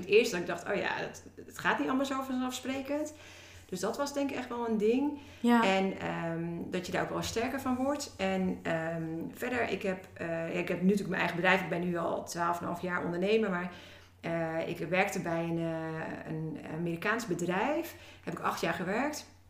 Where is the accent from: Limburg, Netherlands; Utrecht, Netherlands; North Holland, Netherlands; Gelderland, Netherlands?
Utrecht, Netherlands; Woerden; ben opgegroeid in Woerden.